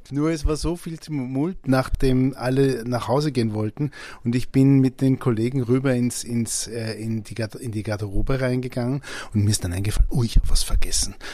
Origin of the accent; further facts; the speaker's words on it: Vienna, Austria; Ich bin mit meinen Eltern ja sehr oft übersiedelt. Ich bin ja in Mauer aufgewachsen.